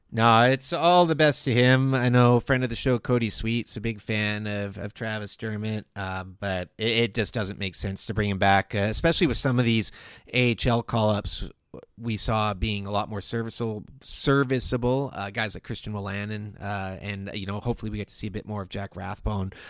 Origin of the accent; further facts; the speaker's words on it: Victoria, British Columbia, Canada; Growing up in Victoria